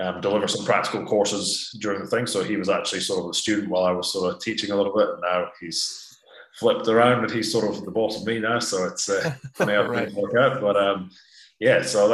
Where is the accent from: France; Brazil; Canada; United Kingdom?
United Kingdom; Scotland; moved away as an adult; also born or lived in San Diego, California, United States / Australia / New Zealand; now in United States; born in California, San Diego, and then moved to Scotland when I was 4 years old. So, grew up there.